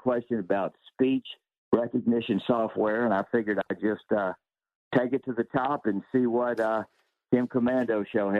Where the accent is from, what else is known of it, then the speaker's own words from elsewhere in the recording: American South, United States; accent: Southern; now in Athens, United States; help me find a piece of software that'll understand the way I speak with my Southern accent.